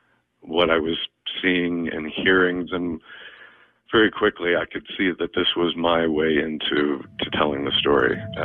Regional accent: Highland Park, Illinois, United States; moved away; I'm from Highland Park.

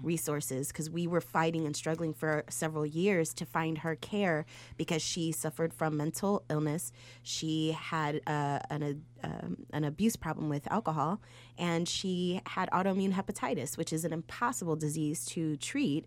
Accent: Chicago, Illinois, United States; I'm from Humble Park

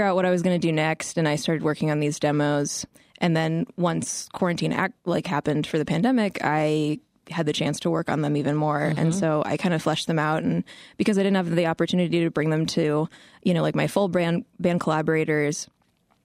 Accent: Midwest, United States; I grew up in the Midwest

